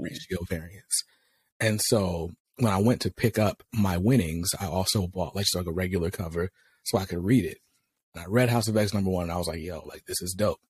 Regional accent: North Carolina, United States; I'm from North Carolina, but my grandparents lived in New York when I was growing up. So we go to New York for the summers

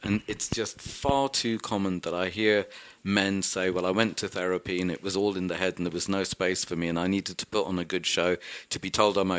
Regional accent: London, United Kingdom; so I'm a Welsh, Goan, Catholic, whatever it is, Londoner.

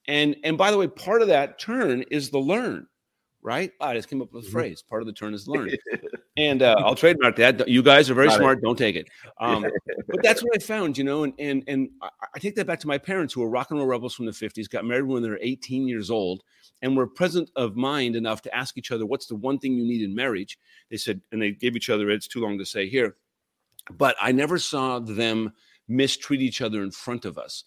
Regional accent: Puyallup, Washington, United States; moved away; I grew up in Puyallup

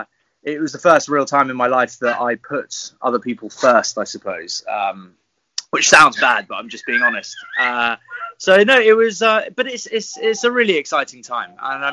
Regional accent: French West Indies, France; also born or lived in England; now in United Kingdom; I was born in the English countryside, but was raised in the French West Indies.

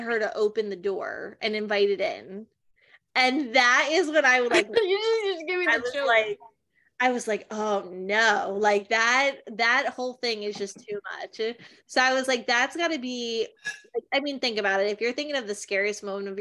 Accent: New Jersey, United States; I'm from Jersey

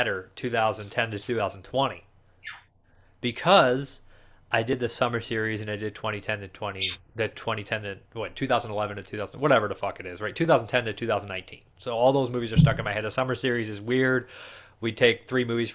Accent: Toledo, Ohio, United States; I'm from Toledo, like an hour away from Detroit, so I've grown up with that type of weather

